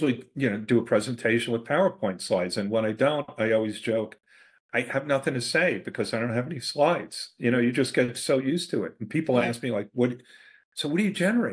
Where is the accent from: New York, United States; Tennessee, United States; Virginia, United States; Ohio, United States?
New York, United States; New York City; I grew up in Queens, New York